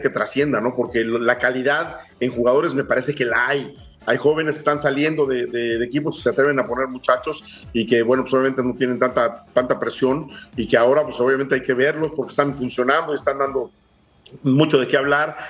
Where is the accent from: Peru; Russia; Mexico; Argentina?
Mexico